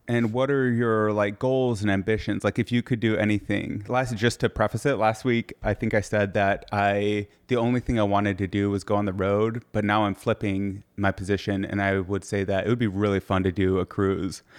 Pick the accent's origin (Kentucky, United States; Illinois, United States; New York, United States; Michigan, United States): Michigan, United States